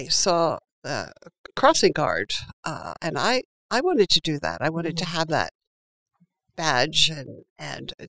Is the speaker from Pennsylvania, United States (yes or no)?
yes; Philadelphia, Pennsylvania, United States; moved away as an adult; now in Princeton, United States; I was born and raised in Philadelphia